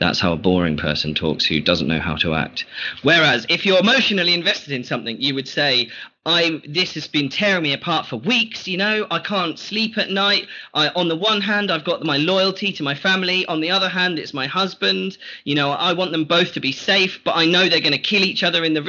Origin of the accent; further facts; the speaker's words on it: United Kingdom; As a British person